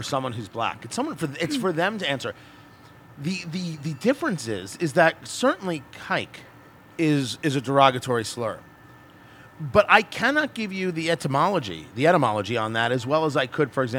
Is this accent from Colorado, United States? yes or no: no; Middletown, New Jersey, United States; now in Indianapolis, United States; I grew up in Jersey